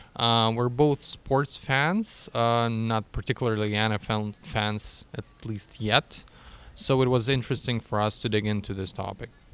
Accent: Russia; moved away as an adult; now in Austria; originally I'm from Russia

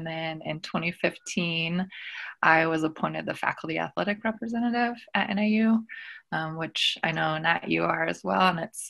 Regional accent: Northern California, United States; I am a Choctaw woman from the Choctaw Nation of Oklahoma, but I did not grow up in my community. I grew up in Northern California. My grandparents came over from Oklahoma in the 40s. And so I was really raised near the Yurok and Maidu communities in Northern California.

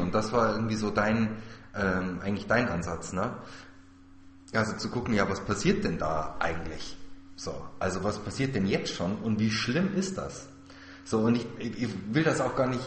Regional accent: Germany; hier bei uns in Deutschland

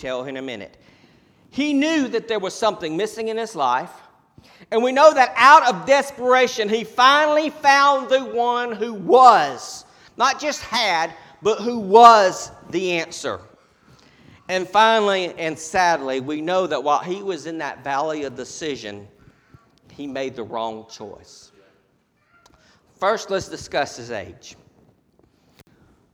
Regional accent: United States; we as American Christians

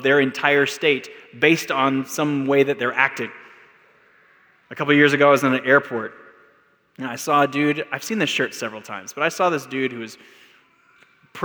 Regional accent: Texas, United States; now in Albuquerque, United States; I'm from Texas

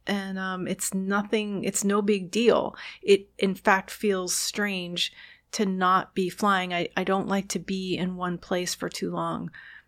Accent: Queens, New York, United States; born there; Well, I was born in Queens.

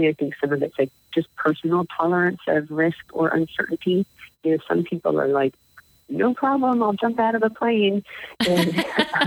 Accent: Baltimore, Maryland, United States; now in Wisconsin, United States; I grew up in Baltimore

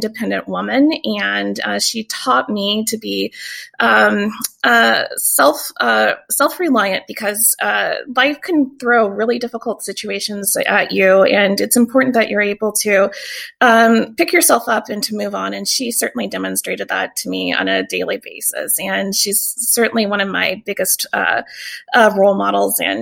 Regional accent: Tacoma, Washington, United States; also born or lived in Vicksburg, Mississippi; So I'm also from Tacoma. I wasn't born in Tacoma. I was actually born in Vicksburg, Mississippi

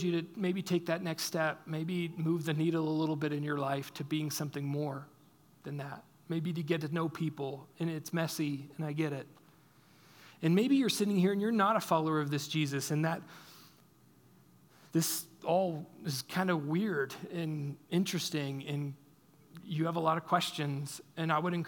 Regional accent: United States; we as American Christians

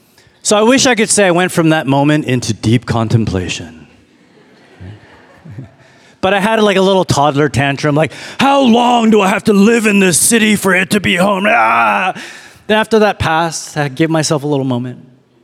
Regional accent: Toronto, Ontario, Canada; also born or lived in Chicago / Detroit; now in Austin, United States; I'm from Canada, from Toronto. I was like, you want to keep going? I've lived in a lot of cities.

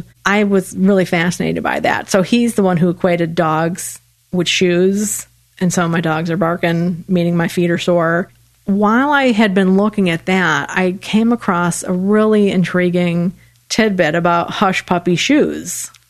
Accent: Illinois, United States; accent: Illinois; moved away; I'm originally from Illinois.

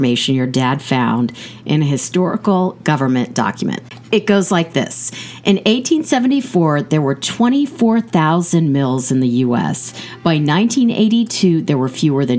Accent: Kansas, United States; I grew up in Kansas

